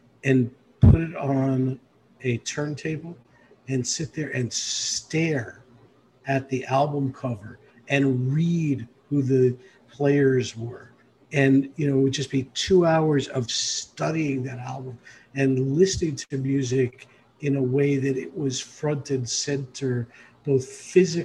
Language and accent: English; New York City, New York, United States; I grew up in the Bronx